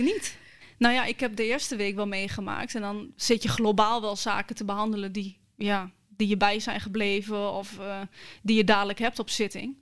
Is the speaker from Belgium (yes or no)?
no; Hengelo, Overijssel, Netherlands; accent: Twents; ik eh, ben in Hengelo geboren